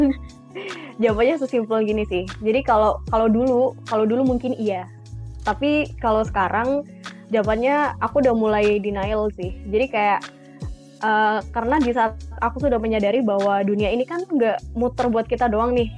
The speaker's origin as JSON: {"language": "Indonesian", "town": "Sidoarjo", "region": "East Java", "country": "Indonesia", "moved": "as an adult", "lives_now": "Malang, Indonesia", "said": "Aku sebenarnya asalnya dari Sidoarjo, cuma lagi ambil kuliah di Malang"}